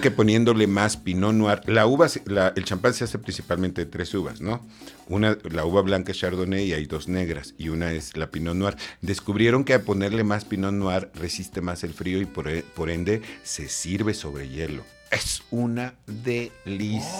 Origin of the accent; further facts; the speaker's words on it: Coatzacoalcos, Veracruz, Mexico; also born or lived in Macuspana, Tabasco; ya oficialmente todo soy este veracruzano